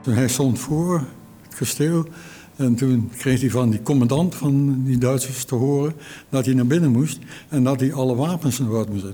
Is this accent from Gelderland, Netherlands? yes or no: yes; Arnhem, Gelderland, Netherlands; Ik ben een geboren Arnhemmer